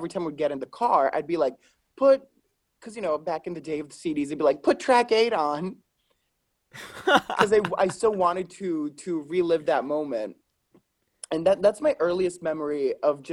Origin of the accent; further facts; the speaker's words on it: Lombardy, Italy; moved away; I'm from Italy